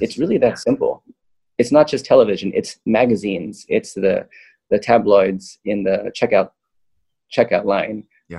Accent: Loma Linda, California, United States; also born or lived in Manhattan, New York; I grew up in Loma Linda.

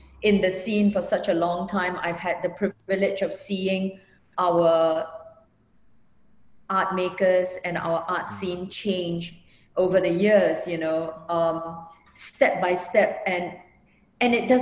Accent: Singapore; moved away; me being a Singaporean here

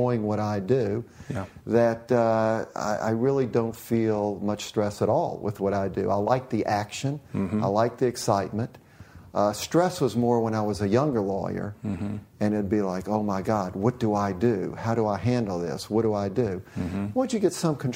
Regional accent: New Orleans, Louisiana, United States; growing up in New Orleans.

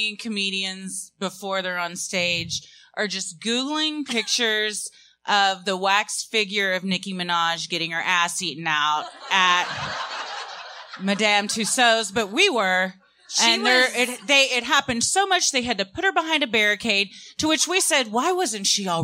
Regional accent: Fort Worth, Texas, United States; I had never been there either because I grew up in Fort Worth. So our field trips, we didn't cross the border into Dallas.

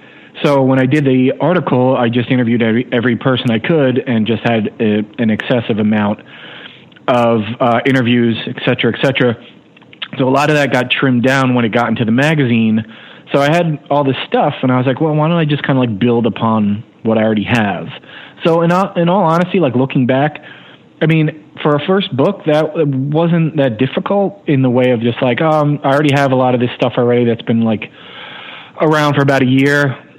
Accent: New Jersey, United States; I was a guy from New Jersey who was really into it.

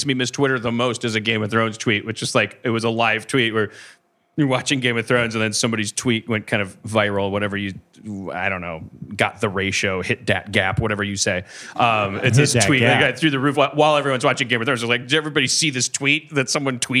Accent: Wisconsin, United States; I'm from Wisconsin

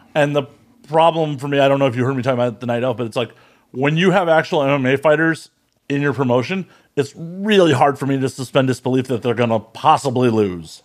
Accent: Chicago, Illinois, United States; I'm from Chicago

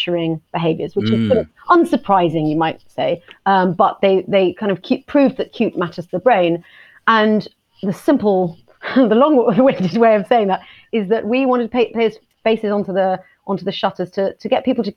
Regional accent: Hastings, South East England, United Kingdom; the seafront of my hometown in Hastings

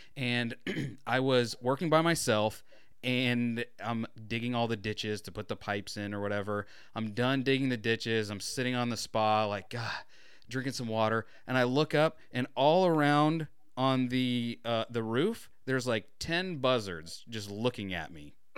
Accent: Florida, United States

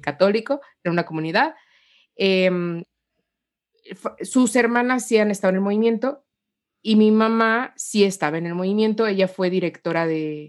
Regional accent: Guanajuato, Mexico; moved away as an adult; also born or lived in Mexico City; soy mexicana, eh, nací acá en una provincia de, de, México

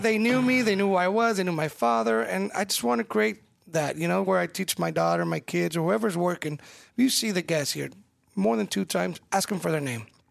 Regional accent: California, United States; now in Omaha, United States; I'm Mexican-American. I was born in California

